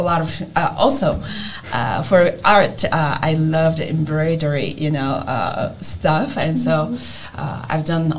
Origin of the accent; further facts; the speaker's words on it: South Korea; English is a second language; moved away as an adult; now in United States; I grew up in Korea, so I had to go through the education system in Korea